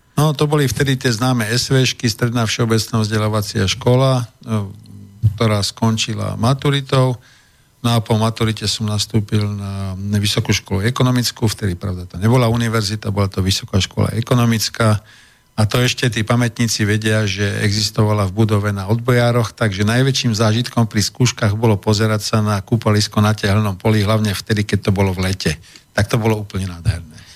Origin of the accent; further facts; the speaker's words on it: Bratislava, Bratislava Region, Slovakia; ja som z Bratislavy